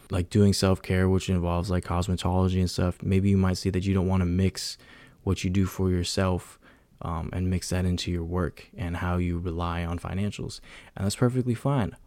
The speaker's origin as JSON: {"language": "English", "area": "San Francisco Bay Area", "region": "California", "country": "United States", "said": "I'm from the Bay Area"}